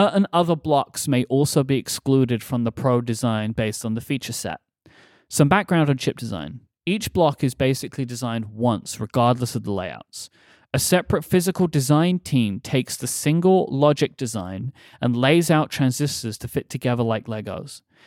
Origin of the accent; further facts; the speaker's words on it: London, United Kingdom; moved away; we are coming to my hometown